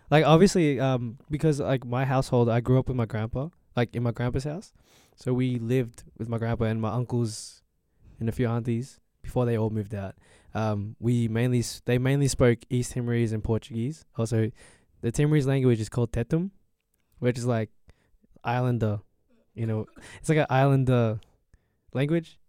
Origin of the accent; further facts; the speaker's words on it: Australia; I'm Australian